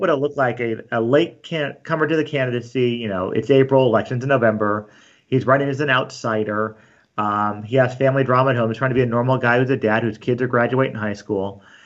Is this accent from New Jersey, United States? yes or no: no; Glendora, California, United States; also born or lived in San Dimas / La Verne; I grew up in Glendora, and then, um, we got married, lived in Laverne, Glendora, Laverne, then San Dimas